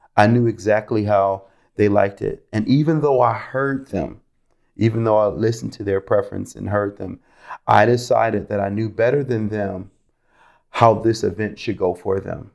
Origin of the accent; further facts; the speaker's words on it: Rochester, New York, United States; moved away as an adult; also born or lived in Florida; I'm originally from Rochester, New York. I grew up in a Christian home.